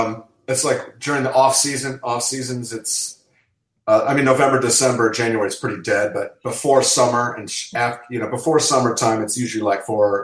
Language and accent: English; Los Angeles, California, United States; also born or lived in England; I grew up in Los Angeles